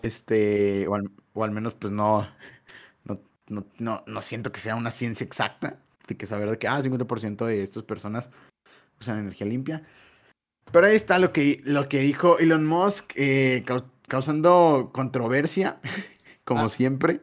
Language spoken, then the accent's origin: Spanish; Mexico